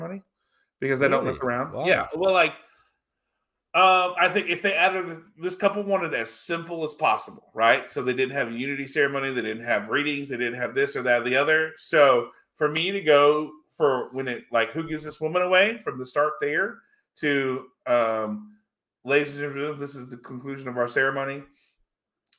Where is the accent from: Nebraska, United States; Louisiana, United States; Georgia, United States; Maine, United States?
Louisiana, United States; now in Texas, United States; my home state of Louisiana